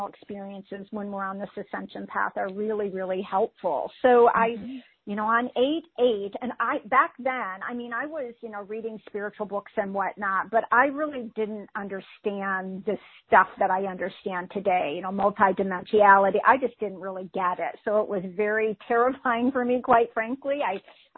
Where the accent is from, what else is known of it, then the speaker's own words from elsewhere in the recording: Midwest, United States; I grew up in the Midwest into a highly dysfunctional family